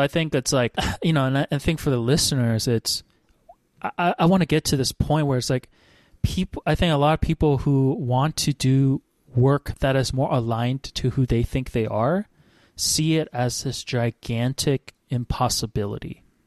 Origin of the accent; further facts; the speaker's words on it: Hawaii, United States; I grew up in Hawaii